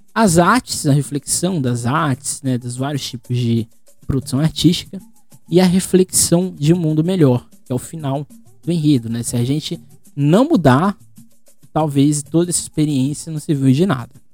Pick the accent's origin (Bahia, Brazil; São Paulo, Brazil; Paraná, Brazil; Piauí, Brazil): São Paulo, Brazil; Guarujá; eu não saio do Guarujá desde março, eu sou do Guarujá